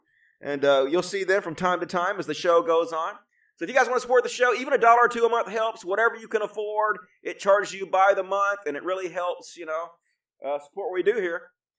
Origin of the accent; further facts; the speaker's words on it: Australia; I'm an Aussie. So we don't celebrate it.